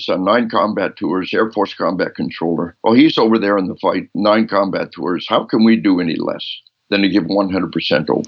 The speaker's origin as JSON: {"language": "English", "region": "Arkansas", "country": "United States", "said": "we are from Arkansas."}